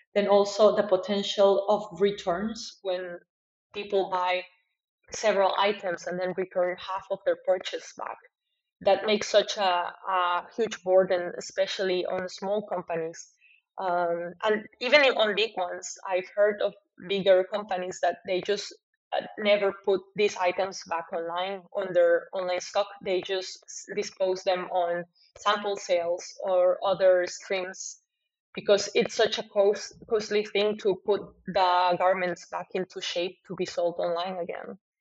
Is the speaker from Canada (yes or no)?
no; Costa Rica; moved away as an adult; also born or lived in Argentina; now in Porto, Portugal; I'm from Costa Rica and I studied uh, fashion design in Argentina